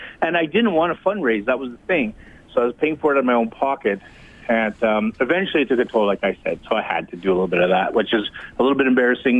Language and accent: English; Western Canada, Canada; I meet many Canadians from the West, and I'm from the West